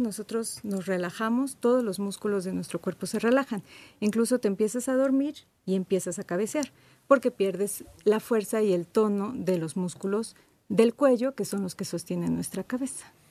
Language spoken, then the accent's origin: Spanish; Mexico; nosotros los mexicanos